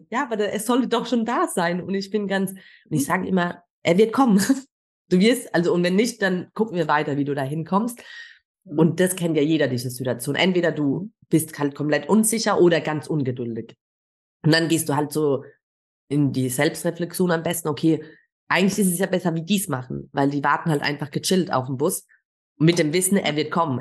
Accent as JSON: {"language": "German", "country": "Germany", "said": "ich bin Deutsche"}